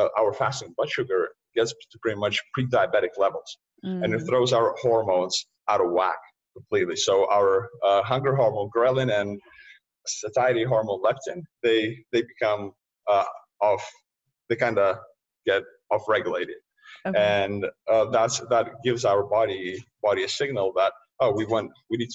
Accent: Lithuania; moved away; I was born and raised in Lithuania, post-Soviet era.

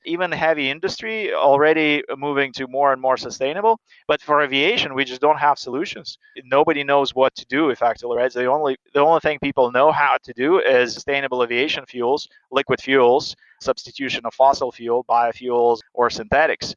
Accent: Siberia, Russia; moved away as an adult; now in United States; I, I grew up in Siberia.

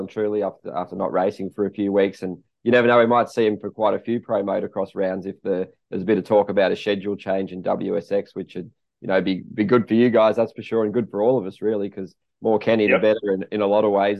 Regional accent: Australia; me being an Aussie

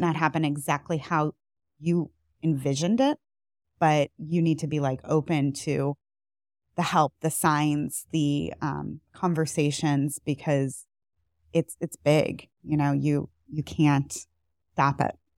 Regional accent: outside of Buffalo, New York, United States; moved away as an adult; also born or lived in Boston / Northeast Ohio; now in Cleveland area, United States; I am not originally from Cleveland. I'm from outside of Buffalo

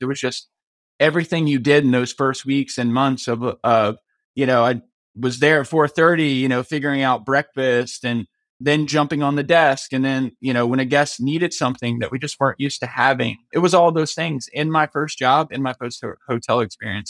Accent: Myrtle Beach, South Carolina, United States; I grew up in Myrtle Beach, South Carolina

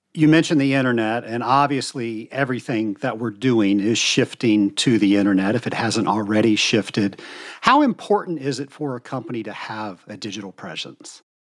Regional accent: the South, United States; I'm from the South, so we have expressions for everything.

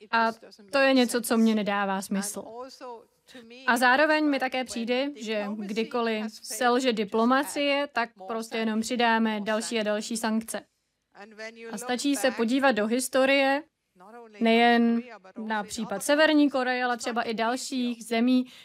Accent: Switzerland; born there; já jsem se narodila ve Švýcarsku a žila jsem vlastně velmi dobrý život.

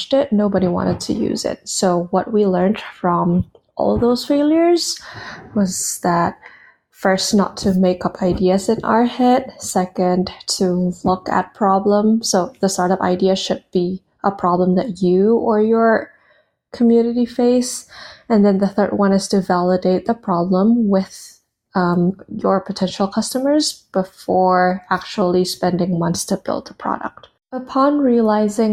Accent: Indonesia; born or raised there; moved away as an adult; now in United States

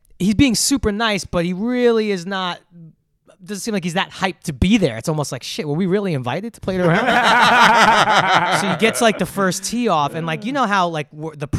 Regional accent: New York City, New York, United States; Growing up in Brooklyn

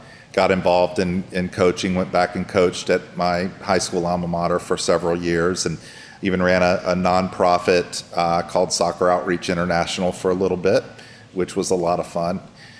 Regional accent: Greensboro, North Carolina, United States; born there; Greensboro. We moved around a lot. My father was a regional manager for Roadway Trucking Company, so we didn't stay anywhere long.

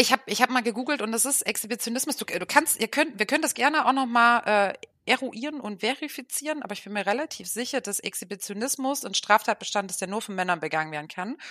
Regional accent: Dresden, Saxony, Germany; moved away as an adult; now in Oldenburg, Germany; gebürtig komme ich aus Dresden, wohne jetzt seit zehn Jahren in Oldenburg

